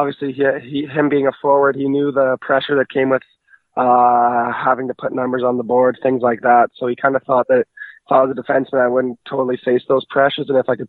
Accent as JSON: {"language": "English", "town": "Cranbrook", "region": "British Columbia", "country": "Canada", "said": "I'm from Cranbrook, BC originally."}